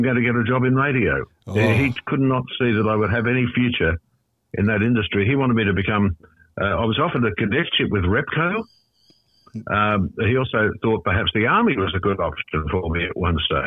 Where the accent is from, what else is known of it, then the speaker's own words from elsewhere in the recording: Sydney, New South Wales, Australia; her and I grew up in Eastwood, which was a middle sort of class suburb.